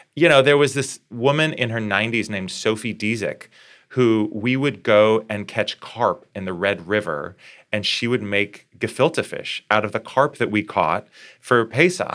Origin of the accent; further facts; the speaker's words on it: Fargo, North Dakota, United States; moved away; growing up in Fargo